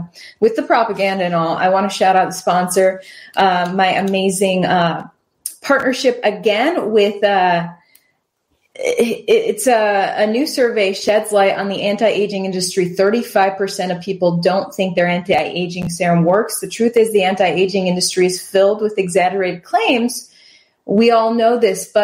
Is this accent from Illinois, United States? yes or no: no; Wisconsin, United States; now in Houston, United States; the tiny town that I grew up in Wisconsin